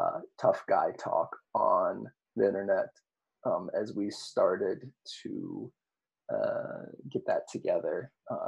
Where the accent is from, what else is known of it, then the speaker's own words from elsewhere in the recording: Monticello, Illinois, United States; in my hometown, I was the co-organizer of a demonstration in my hometown of Monticello